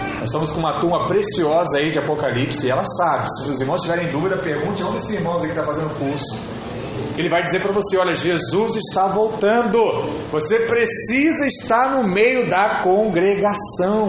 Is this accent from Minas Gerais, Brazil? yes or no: no; Rio de Janeiro, Brazil; nós que somos cariocas